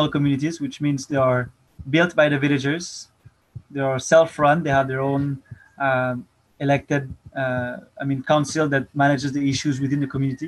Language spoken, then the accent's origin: English; Paris, Île-de-France, France; moved away as an adult; now in Philippines; I'm French. I'm 25 years old. I first came to the Philippines when I was 21, 4 years ago. I was born and raised in Paris